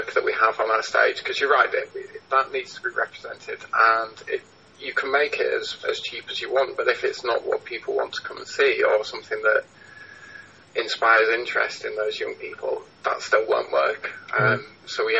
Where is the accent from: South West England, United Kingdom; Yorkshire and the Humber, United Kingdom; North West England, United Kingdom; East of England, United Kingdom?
Yorkshire and the Humber, United Kingdom; Huddersfield; now in Halifax, United Kingdom; I grew up in Huddersfield